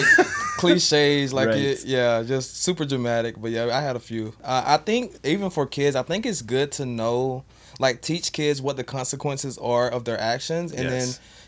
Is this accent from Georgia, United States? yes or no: yes; Caldwell, Georgia, United States; moved away as an adult; now in Austin, United States; from small town Georgia called Caldwell.